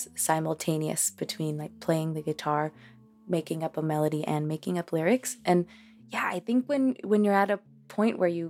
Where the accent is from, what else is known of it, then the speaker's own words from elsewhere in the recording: Boston, Massachusetts, United States; first language Spanish; English is a second language; also born or lived in Cambridge; we learned English just by living in Cambridge and in Boston